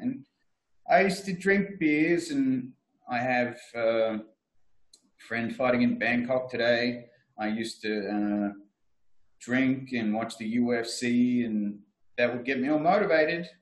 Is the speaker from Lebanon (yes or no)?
no; Frankston, Victoria, Australia; I am from Frankston